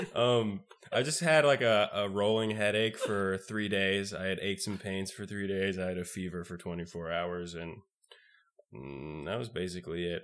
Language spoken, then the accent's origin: English; the South, United States; I'm Mormon and I'm from the South